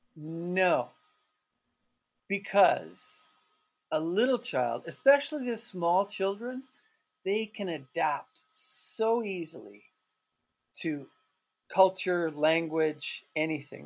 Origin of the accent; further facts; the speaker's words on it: Calgary, Alberta, Canada; moved away as an adult; also born or lived in Turkey; now in Freiburg, Germany; Canada will always be home mm-hmm. for me, mm-hmm. and Calgary will always be my hometown